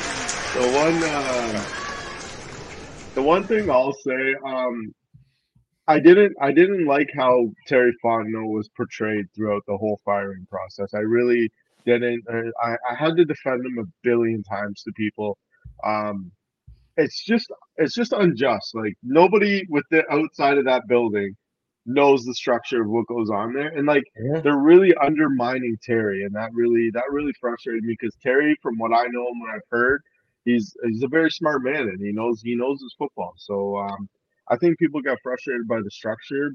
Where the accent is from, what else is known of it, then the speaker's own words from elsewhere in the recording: Canada; me being Canadian